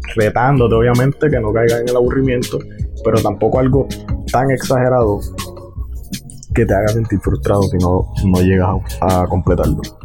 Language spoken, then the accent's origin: Spanish; Puerto Rico; yo soy de Puerto Rico, vivo en Puerto Rico